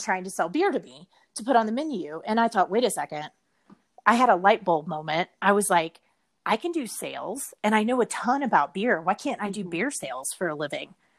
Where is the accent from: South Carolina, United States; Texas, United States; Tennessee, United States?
Texas, United States; Richardson; I grew up um, pretty much my entire life in Dallas, Texas. Actually, in Richardson, okay. to be specific, it's like a suburb um, in North Dallas